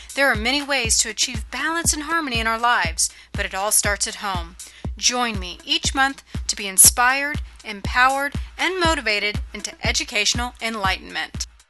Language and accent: English; California, United States; born and raised in California